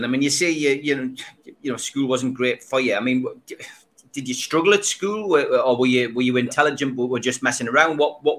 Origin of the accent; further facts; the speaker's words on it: Gateshead, North East England, United Kingdom; also born or lived in South Shields; I was born in South Shields. I never lived there. I always lived in Gateshead.